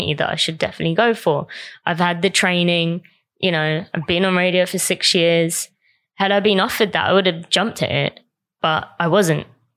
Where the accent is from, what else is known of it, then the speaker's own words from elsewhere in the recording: Croydon, London, United Kingdom; I grew up in South London and grew up in Croydon around not many Asians.